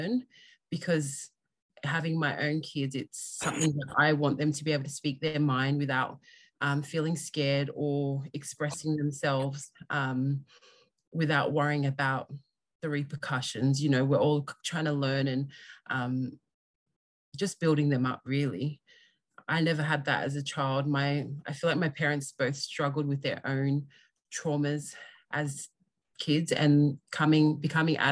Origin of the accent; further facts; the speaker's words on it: Australia; I am full Tongan. I was born and raised in Australia